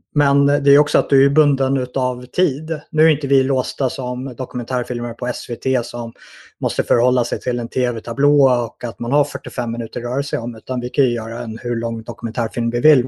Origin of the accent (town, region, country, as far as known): Sweden